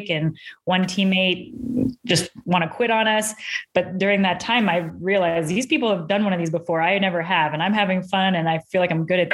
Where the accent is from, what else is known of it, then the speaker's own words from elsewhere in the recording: Colorado, United States; moved away; also born or lived in Florida; left Florida to come back to my home state of Colorado